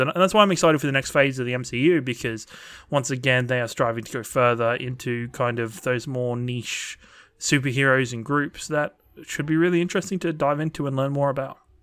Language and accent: English; England, United Kingdom; when I was growing up in England